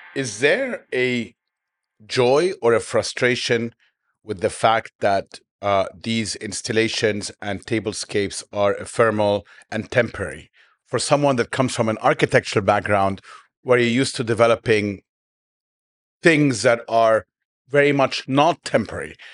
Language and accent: English; Egypt; now in Dubai, United Arab Emirates; growing up in Egypt